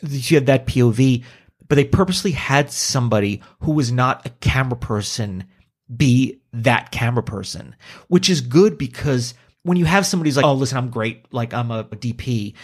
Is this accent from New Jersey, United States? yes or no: yes; Hackensack, New Jersey, United States; I was born in Hackensack.